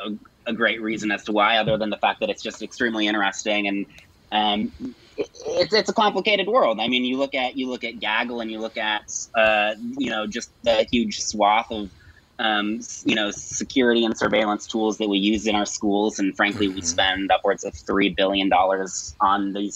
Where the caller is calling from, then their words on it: Brooklyn, New York, United States; I'm based in Brooklyn, New York.